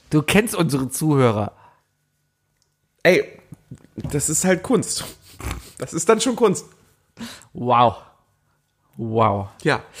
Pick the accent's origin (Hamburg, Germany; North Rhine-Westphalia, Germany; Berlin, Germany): Hamburg, Germany; Ich meine, ich komme aus Hamburg, weißt du, das ist alte Schule